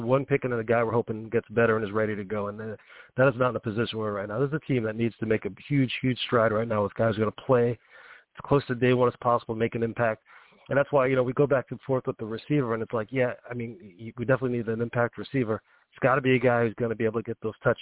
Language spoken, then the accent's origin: English; New York, United States; I'm from New York.